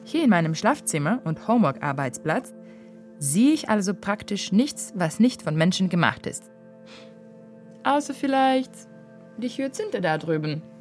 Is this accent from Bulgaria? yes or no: yes; Varna, Varna Province, Bulgaria; Outsourcing-Unternehmen Regiocom am bulgarischen Standort Varna am Schwarzen Meer. Also, hier in meiner Heimatstadt.